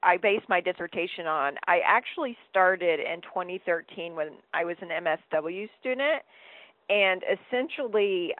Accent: the South, United States; I grew up in the South in a fairly racist, sexist, heterosexist, xenophobic environment.

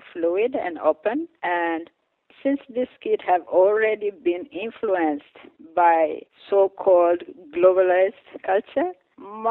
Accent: Eritrea; moved away; coming from Eritrea, I am part of this group

